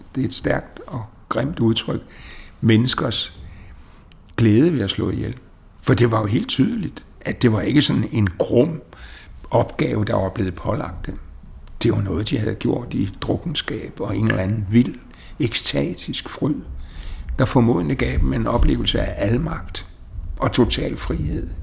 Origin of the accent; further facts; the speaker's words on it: Denmark; vores selvopfattelse som danskere